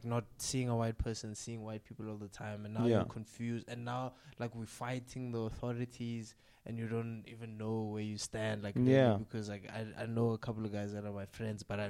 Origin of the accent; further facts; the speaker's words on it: Limpopo, South Africa; in South Africa, I'm from Limpopo